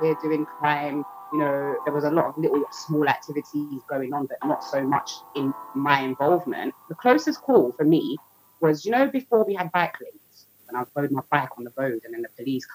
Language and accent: English; London, United Kingdom; I'm from Southeast London.